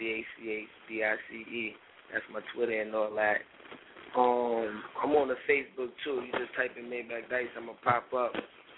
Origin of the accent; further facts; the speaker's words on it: New York, United States; I'm from New York